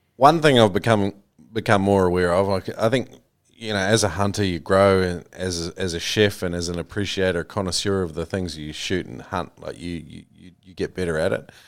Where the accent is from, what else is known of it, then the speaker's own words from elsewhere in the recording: New Zealand; that was a real common one I grew up with in New Zealand